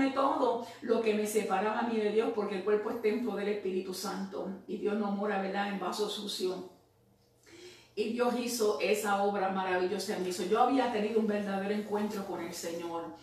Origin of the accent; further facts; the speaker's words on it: Puerto Rico; now in United States; yo me fui eh, de Puerto Rico, no oré, me fui, llegué aquí a los Estados Unidos y comencé, ¿verdad?